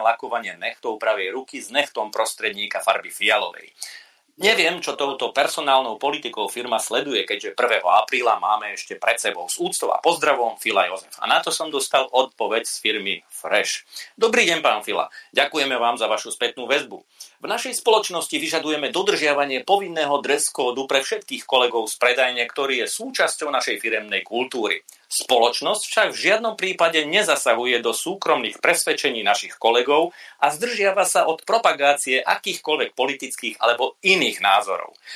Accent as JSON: {"language": "Slovak", "town": "Košice", "region": "Košice Region", "country": "Slovakia", "said": "som Košičan"}